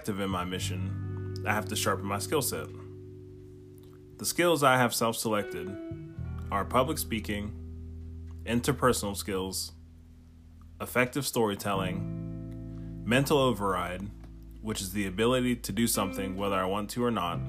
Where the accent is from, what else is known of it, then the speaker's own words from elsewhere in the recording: Steubenville, Ohio, United States; from Steubenville, Ohio, which is my hometown